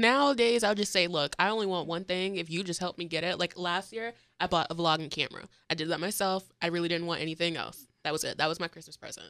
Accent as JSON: {"language": "English", "town": "St. Petersburg", "region": "Florida", "country": "United States", "said": "I'm from St. Petersburg, Florida"}